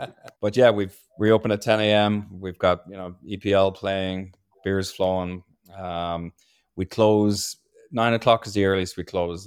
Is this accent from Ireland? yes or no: yes; Ireland; now in Maryland, United States; I was born and raised in a pub in Ireland